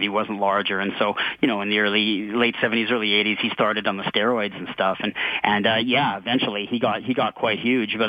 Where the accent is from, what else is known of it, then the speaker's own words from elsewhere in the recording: Calgary, Alberta, Canada; I grew up with Stampede Wrestling, so he was one of my hometown stars.